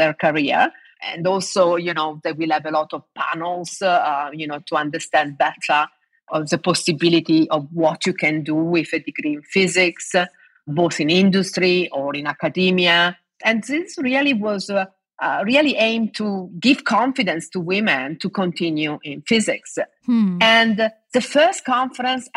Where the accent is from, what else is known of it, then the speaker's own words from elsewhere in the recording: Domodossola, Piedmont, Italy; now in Oxford, United Kingdom; I grew up in the Alps. I come from a small town in the Italian Alps called Domodossola.